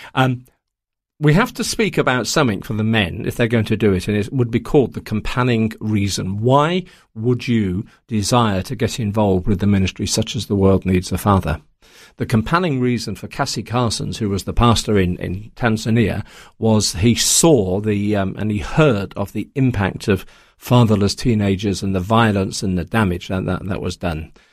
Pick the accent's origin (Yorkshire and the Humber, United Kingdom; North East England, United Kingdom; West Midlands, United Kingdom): West Midlands, United Kingdom; Coventry; moved away; also born or lived in Taiwan; I grew up in Coventry in England, um, in the, the fifties and the sixties